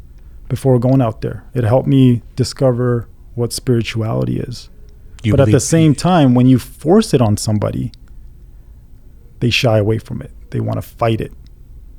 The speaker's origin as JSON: {"language": "English", "town": "Winnipeg", "region": "Manitoba", "country": "Canada", "tie": "born or raised there", "also_born_or_lived": "Iran", "moved": "as an adult", "said": "Growing up in Winnipeg, in Canada, not being around other Iranians"}